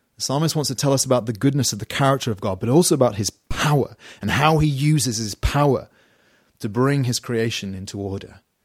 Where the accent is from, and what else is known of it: United Kingdom